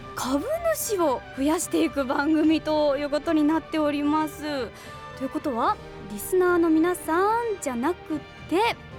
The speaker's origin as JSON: {"language": "Japanese", "town": "Kitakyushu", "region": "Fukuoka", "country": "Japan", "tie": "born or raised there", "said": "私が生まれ育った北九州市"}